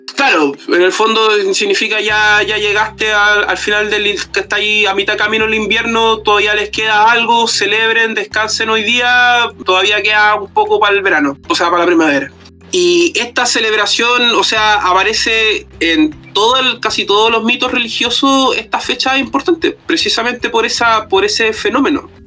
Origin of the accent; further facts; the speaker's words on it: Cartagena, Valparaíso, Chile; Me acuerdo mucho en la infancia haber ido a buscar pino, haber ido a cortar pino de niño, cuando en Cartagena todavía quedaba bosque